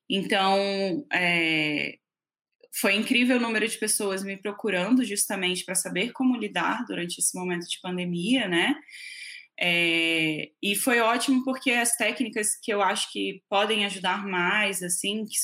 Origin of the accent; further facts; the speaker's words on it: Rio de Janeiro, Brazil; é, sou carioca, mas uma carioca um pouco falsificada, que eu já morei mais fora do Rio do que no Rio.